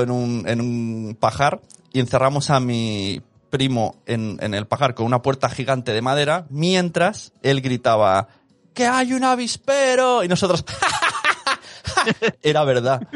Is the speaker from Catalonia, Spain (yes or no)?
yes; Barcelona, Catalonia, Spain; ¿de dónde eres? Y digo, de Barcelona